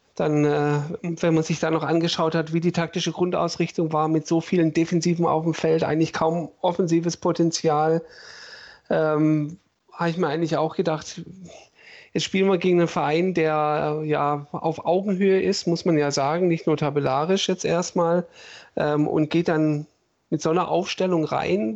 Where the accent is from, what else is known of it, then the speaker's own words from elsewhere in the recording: Stuttgart, Baden-Württemberg, Germany; ich bin in Bad Cannstatt geboren im September